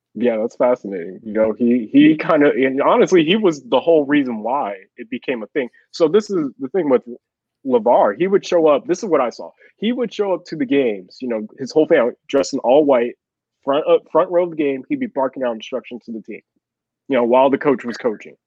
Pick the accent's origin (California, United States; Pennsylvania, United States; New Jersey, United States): California, United States; Chino Hills; now in Texas, United States; I grew up in Chino Hills